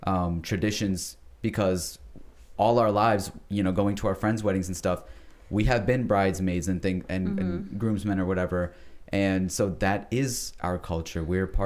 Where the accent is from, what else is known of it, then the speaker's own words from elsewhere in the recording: United States; And especially because we have lived in America all our lives, we are American. We are also Pakistani. Mm-hmm. We have our own identity called Pakistani Americans